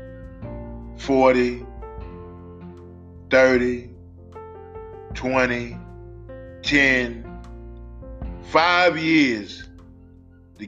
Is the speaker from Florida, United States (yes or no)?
no; New York, United States; my hometown of New York